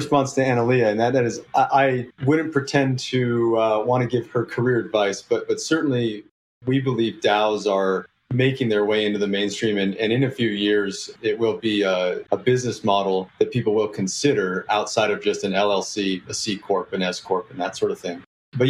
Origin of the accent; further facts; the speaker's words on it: Oakland, California, United States; I'm from Oakland originally, right?